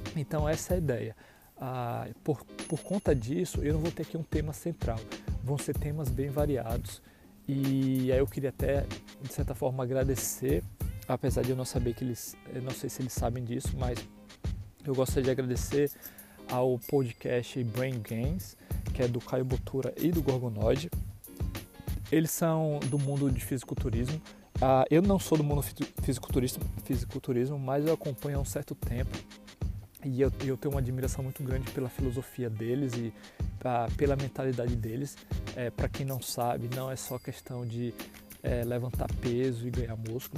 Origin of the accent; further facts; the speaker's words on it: Ilhéus, Bahia, Brazil; moved away as an adult; also born or lived in São Paulo, Brazil; now in Madison, United States; nascido e criado na cidade de Ilhéus, Bahia, com muito orgulho, sou baiano.